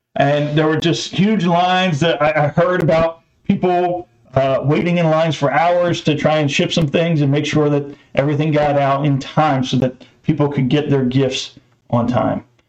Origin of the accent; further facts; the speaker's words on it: New Jersey, United States; I was born in New Jersey